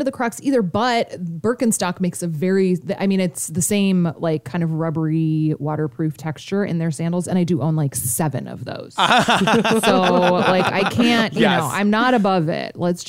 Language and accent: English; Alaska, United States; because I grew up in Alaska.